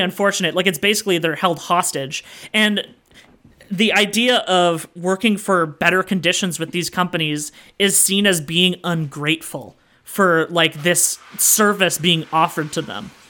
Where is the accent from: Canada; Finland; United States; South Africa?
Canada